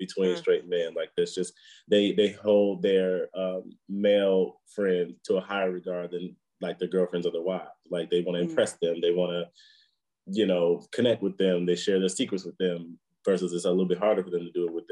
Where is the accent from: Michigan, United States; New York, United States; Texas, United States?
Michigan, United States; moved away as an adult; also born or lived in Washington, D.C.; now in New Zealand; So I grew up in Michigan